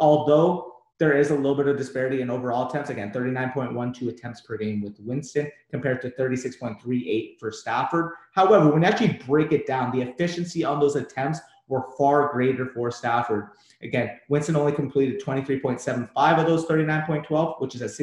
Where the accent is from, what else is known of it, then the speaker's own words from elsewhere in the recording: Canada; I'm Canadian